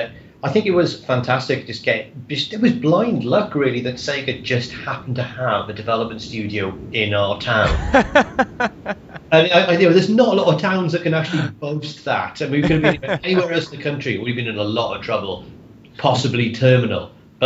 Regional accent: United Kingdom; we're British.

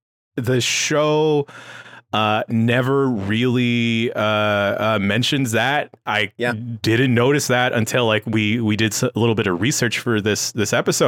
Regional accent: San Francisco, California, United States; Yeah, born and raised in San Francisco.

